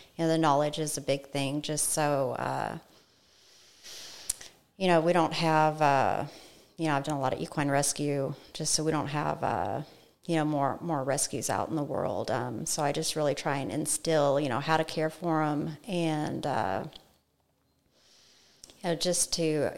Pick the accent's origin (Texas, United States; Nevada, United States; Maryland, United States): Nevada, United States; Las Vegas; moved away as an adult; also born or lived in Colorado; now in College Station, United States; I'm originally from Colorado. My mother actually moved us to Las Vegas when I was 9 years old. So I lived there for 17 years, was raised by a single parent